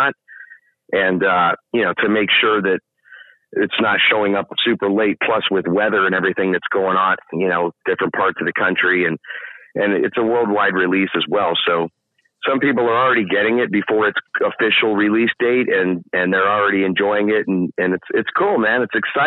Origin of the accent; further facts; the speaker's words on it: St. Petersburg, Florida, United States; I was born here